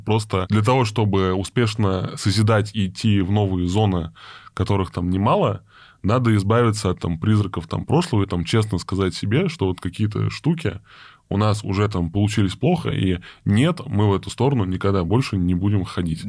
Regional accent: Saint Petersburg, Russia; now in Moscow, Russia; я из Питера, я очень хотел вернуться, там, сам там в Петербург

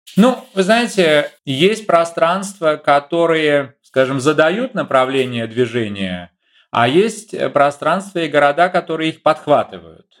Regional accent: Saint Petersburg, Russia; moved away as an adult; now in Germany; в э, моем родном городе, в Ленинграде, в Петербурге

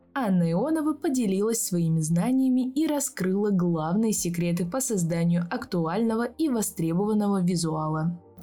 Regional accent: Saratov, Saratov Oblast, Russia; я из Саратова, учусь

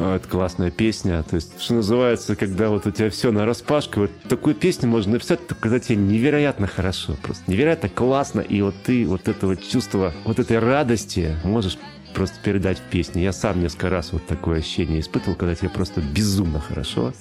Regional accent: Omsk, Omsk Oblast, Russia; я из Омска

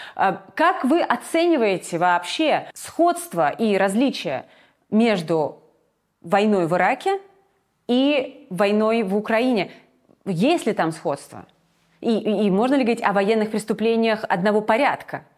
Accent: Georgia; moved away; я грузинка и была в Грузии в 2008 году во время войны.

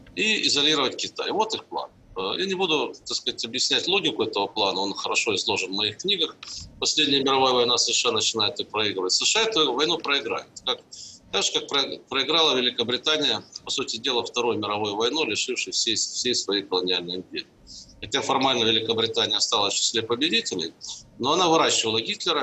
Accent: Zaporizhzhia, Zaporizhzhia Oblast, Ukraine; now in Russia; Я сам родился и вырос на Украине. Могу сказать, что уровень а, производственно-технологического развития в Запорожье, родном мне

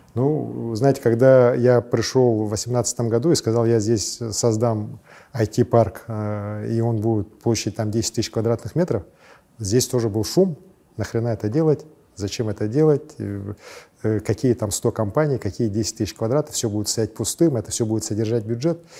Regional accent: Verkhnevilyuysk, Sakha Republic, Russia; also born or lived in Leningrad; с малых, самых-самых малых лет я вырос вот в Верхнем Юрьевске

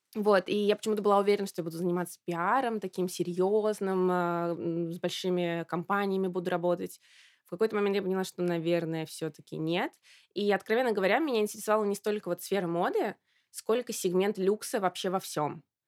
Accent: Samara, Samara Oblast, Russia; moved away as an adult; also born or lived in Moscow / Milan; я из Самары

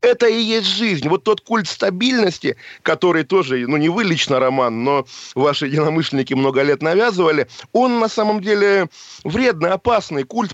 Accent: Russia; moved away; also born or lived in Geneva, Switzerland; Я сам россиянин, конечно же, и русский.

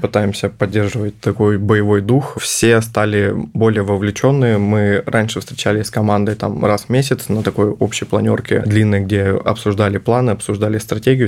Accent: Novosibirsk, Novosibirsk Oblast, Russia; я сам из Новосибирска

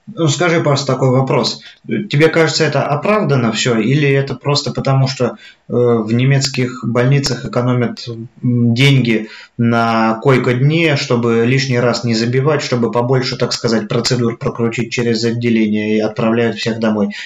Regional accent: Voronezh, Voronezh Oblast, Russia; moved away as an adult; now in Germany; там, откуда я родом, Воронеж

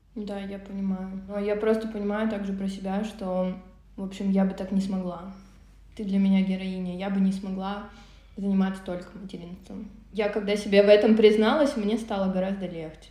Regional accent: Omsk, Omsk Oblast, Russia; moved away; я из Омска, из Сибири, родилась в городе Омске, там зимой минус 35

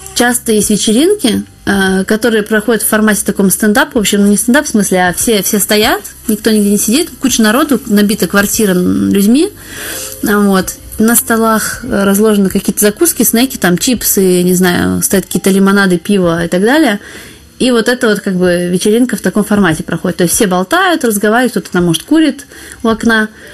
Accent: Saint Petersburg, Russia; moved away as an adult; now in Paris, France; я вообще родилась и выросла в Питере.

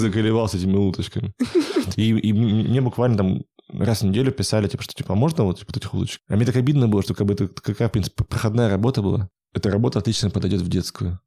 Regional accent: Yekaterinburg, Sverdlovsk Oblast, Russia; я был единственный из Екатеринбурга там

